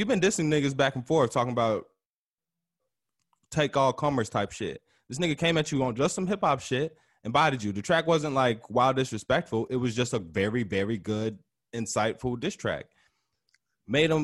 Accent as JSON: {"language": "English", "town": "Chicago", "region": "Illinois", "country": "United States", "said": "as a Chicagoan, bro, as a Southsider"}